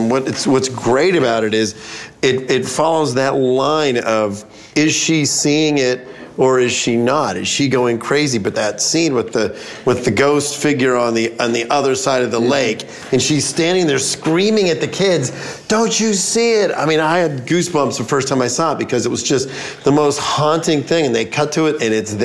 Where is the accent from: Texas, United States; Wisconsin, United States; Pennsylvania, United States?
Pennsylvania, United States; Pittsburgh; I grew up in Pittsburgh, right at the bottom of my hill